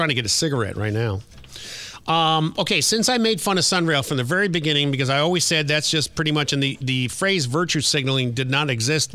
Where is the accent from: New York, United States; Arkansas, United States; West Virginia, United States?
New York, United States; also born or lived in Washington, D.C.; now in Orlando, United States; I grew up in New York and I worked in Washington, D.C. for a while